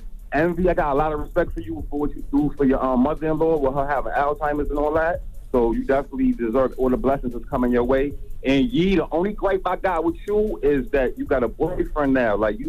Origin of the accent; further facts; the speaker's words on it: Far Rockaway, New York, United States; Nah, I'm from Far Rock, man.